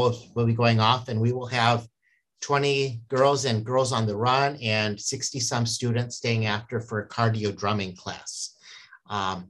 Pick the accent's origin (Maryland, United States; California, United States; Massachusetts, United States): California, United States; San Diego; now in Minnesota, United States; I grew up in San Diego, we called it PE